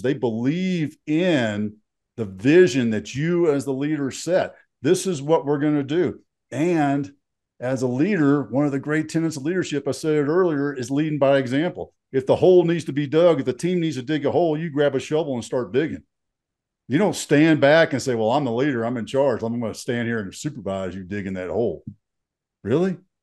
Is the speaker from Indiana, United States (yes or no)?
no; Fort Worth, Texas, United States; moved away as an adult; also born or lived in Fairbanks, Alaska; now in Colorado, United States; So I grew up in Texas